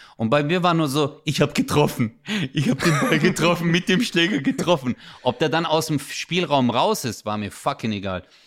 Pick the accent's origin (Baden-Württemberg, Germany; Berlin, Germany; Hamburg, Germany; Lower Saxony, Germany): Baden-Württemberg, Germany; Stuttgart; moved away as an adult; now in Karlsruhe, Germany; Ich bin ja Stuttgarter